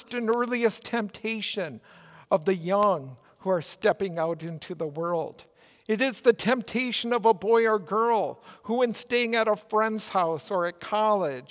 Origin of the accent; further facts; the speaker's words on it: Minnesota, United States; accent: Minnesota; my Minnesota accent.